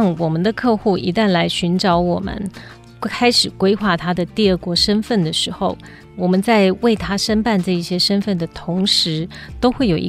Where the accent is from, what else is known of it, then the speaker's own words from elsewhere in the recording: Taiwan; 那我又没有绿卡，我是台湾人，